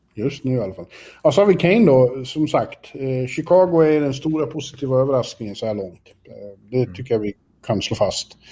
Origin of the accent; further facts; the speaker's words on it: Sweden; jag är svensk